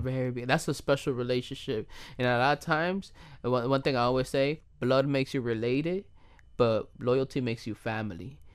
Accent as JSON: {"language": "English", "country": "United States", "tie": "born or raised there", "said": "I'm Dominican and I was born and raised in the United States of America"}